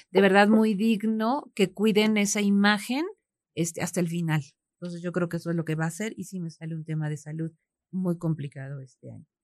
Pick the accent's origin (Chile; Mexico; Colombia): Mexico